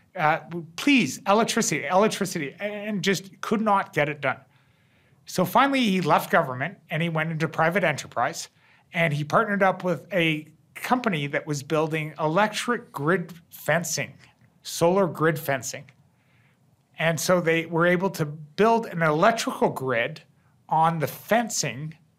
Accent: Canada; I'm I'm a Canadian

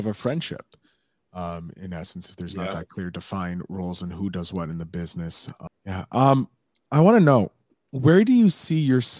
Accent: Canada; as a Canadian, a fellow Canadian

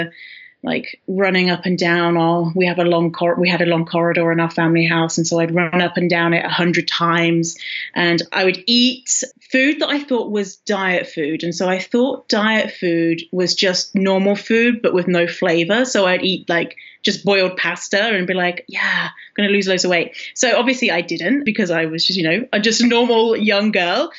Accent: United Kingdom; I'm British, as you can probably tell, although some people might be like, oh, you're Australian. But no, how dare you? I'm British.

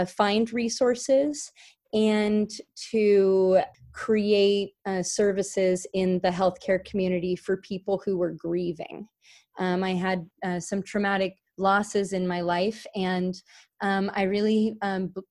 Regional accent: Carlsbad, California, United States; I grew up actually in the Carlsbad and Oceanside, California area in unincorporated San Diego County, California.

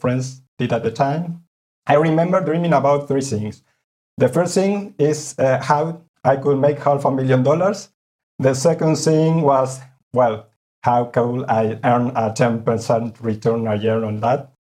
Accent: Buenos Aires, Argentina; moved away as an adult; now in Spain; I grew up in Buenos Aires, Argentina.

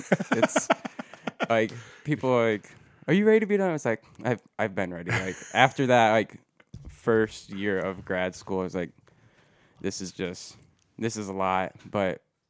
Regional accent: Walbridge, Ohio, United States; Wallbridge, Ohio. {S1} Oh really? {S2} So, yeah. So not too far from Perrysburg, really.

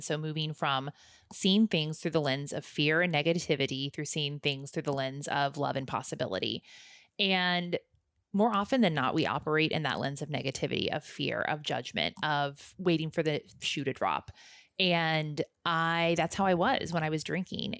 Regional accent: Midwest, United States; moved away; I grew up in the Midwest, so I grew up in the Bible Belt

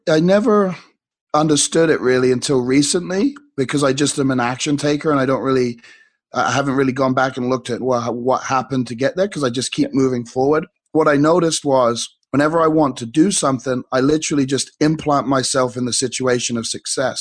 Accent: England, United Kingdom; growing up in England

